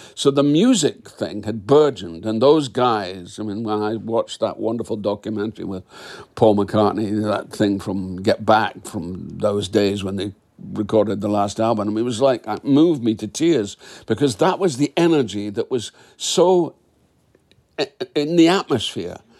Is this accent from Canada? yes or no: no; Dundee, Scotland, United Kingdom; I'm a Scot